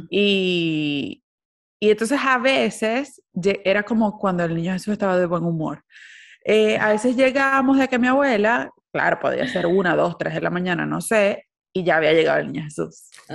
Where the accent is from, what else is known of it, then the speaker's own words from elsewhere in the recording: Maracaibo, Zulia, Venezuela; moved away; uno como venezolano